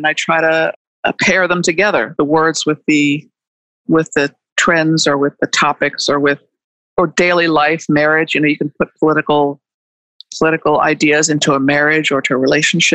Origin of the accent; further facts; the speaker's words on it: Washington, District of Columbia, United States; I grew up in Washington, D.C. in the middle of a lot of this stuff